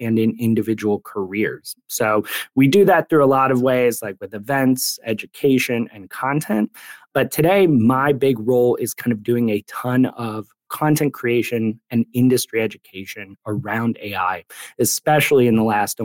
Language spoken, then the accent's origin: English; Cleveland, Ohio, United States; my hometown of Cleveland, Ohio.